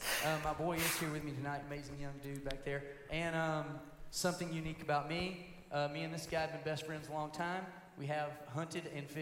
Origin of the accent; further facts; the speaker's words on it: Griffin, Georgia, United States; I'm also from Griffin, Georgia.